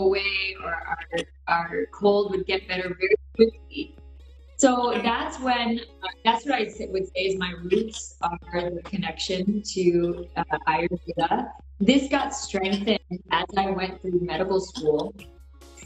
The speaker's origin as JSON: {"language": "English", "country": "United States", "tie": "born or raised there", "said": "I'm Indian American. I was born in the U.S."}